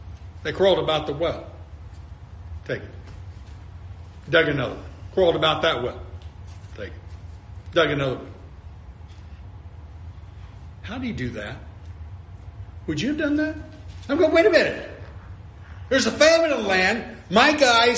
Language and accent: English; California, United States; now in Florida, United States; You live in this arid desert area where, like where I grew up in California